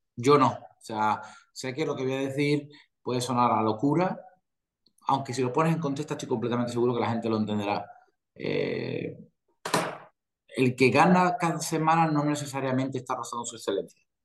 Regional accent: Spain; aquí en España

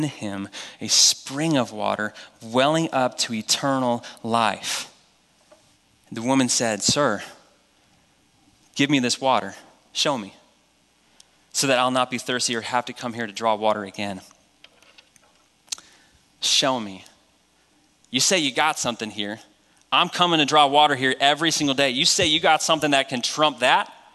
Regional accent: New Hampshire, United States; I grew up in New Hampshire

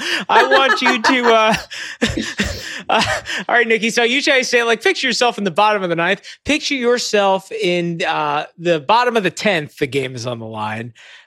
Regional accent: Long Island, New York, United States; I grew up on Long Island.

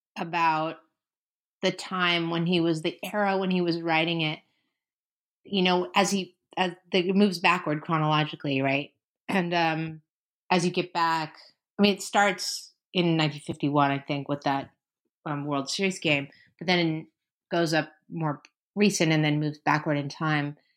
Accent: San Francisco, California, United States; also born or lived in New York; now in Los Angeles, United States; I grew up in San Francisco.

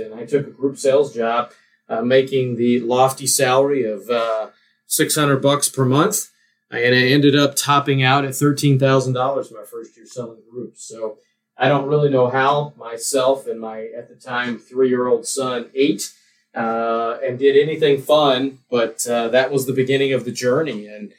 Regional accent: Ruston, Louisiana, United States; moved away as an adult; now in Omaha, United States; I'm originally from Ruston, Louisiana.

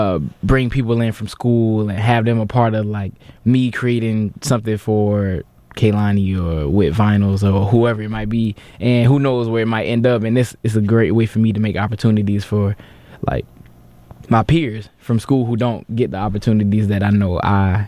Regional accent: Jacksonville, Florida, United States; moved away as an adult; now in New York, United States; I'm from Jacksonville, Florida. Moved up here for school

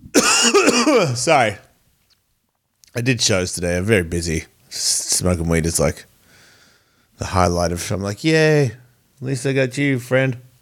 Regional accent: Australia; in Australia, yeah, man, we're so American

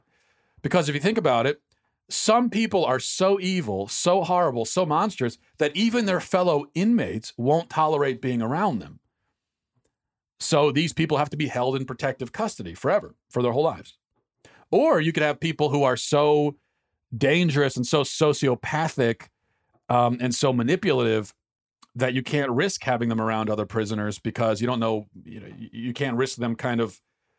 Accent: Atlanta, Georgia, United States; I grew up in Atlanta, Georgia, the Old South in the 80s and 90s.

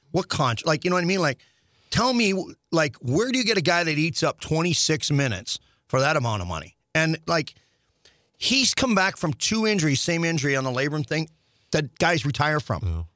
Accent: Saskatchewan, Canada; born or raised there; now in St. Louis, United States

